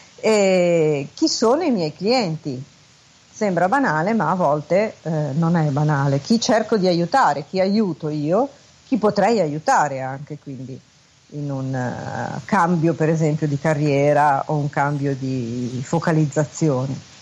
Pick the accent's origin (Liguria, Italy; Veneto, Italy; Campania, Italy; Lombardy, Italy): Liguria, Italy; Genoa; also born or lived in Milan; sono genovese e quindi chiamo da Genova